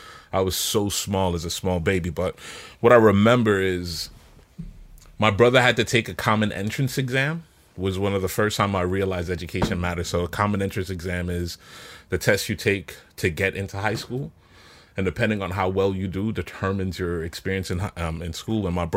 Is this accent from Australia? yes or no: no; Kingston, Jamaica; So I was born in Kingston, Jamaica. I grew up in this small community called Cockburn Pen, which is one of the largest Indian from India in Jamaican community, right?